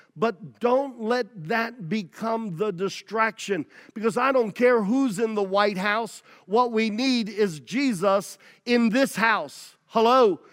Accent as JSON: {"language": "English", "country": "United States"}